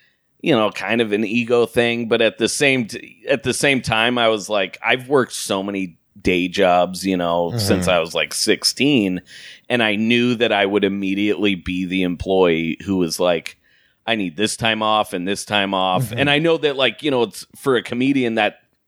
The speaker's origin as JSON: {"language": "English", "town": "Portland", "country": "United States", "moved": "yes", "said": "So I'm like from Portland, so I just stayed with my family"}